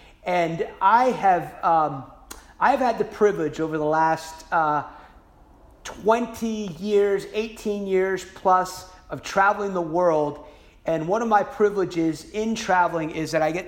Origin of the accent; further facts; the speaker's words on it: North Carolina, United States; my home state of North Carolina